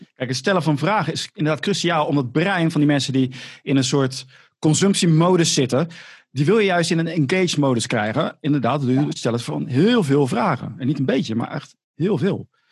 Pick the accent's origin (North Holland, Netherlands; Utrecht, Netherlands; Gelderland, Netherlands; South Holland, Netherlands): South Holland, Netherlands; Rotterdam; accent: Rotterdam; dat Rotterdamse accent. Maar ik heb het gewoon